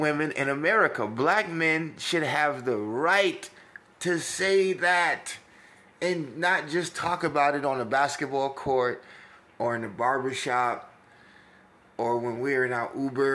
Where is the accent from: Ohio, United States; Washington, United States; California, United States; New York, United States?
New York, United States; now in Texas, United States; I talk like this because I'm from New York, but I've been raised significantly in Texas, a place I would die for